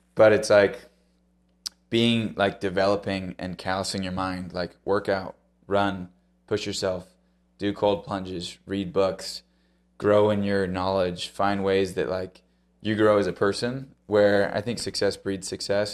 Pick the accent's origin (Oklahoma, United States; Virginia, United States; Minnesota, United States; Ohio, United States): Ohio, United States; I grew up in Ohio, so that's, you know, that's home turf out there.